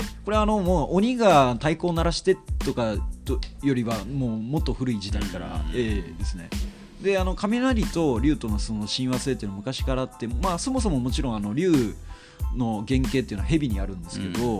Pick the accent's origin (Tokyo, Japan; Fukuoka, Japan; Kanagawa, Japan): Fukuoka, Japan; Kitakyushu; 地元が僕はあの九州の、まあ、北九州市で生まれ育っている